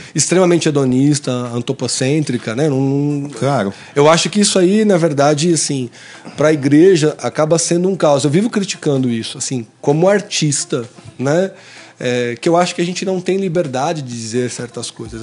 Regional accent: São Paulo, Brazil; eu sou de São Paulo

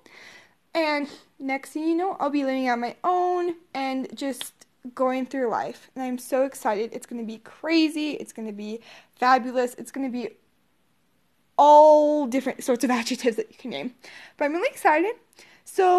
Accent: Colorado, United States; also born or lived in Odessa, Texas; At the age of 5, my biological parents were divorced. So, my mom moved us up to Colorado

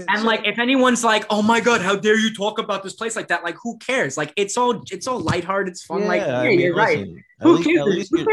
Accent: New York City, New York, United States; born there; And it's like the fact that I was born in New York City

